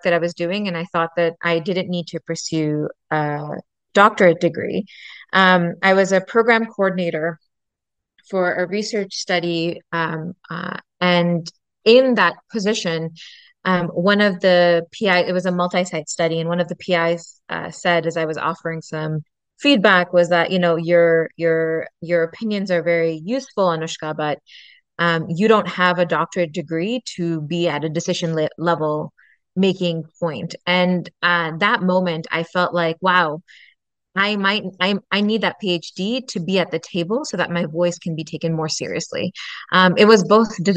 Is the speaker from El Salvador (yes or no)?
no; Pakistan; moved away; a Pakistani immigrant